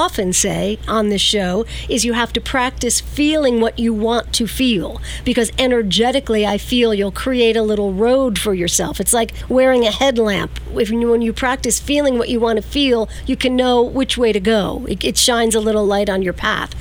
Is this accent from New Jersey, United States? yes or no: no; Verplanck, New York, United States; my hometown of Verplank